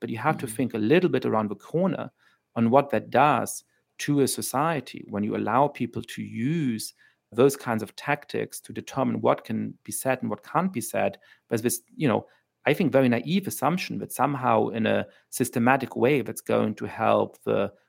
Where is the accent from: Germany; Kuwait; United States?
Germany; I grew up in Germany.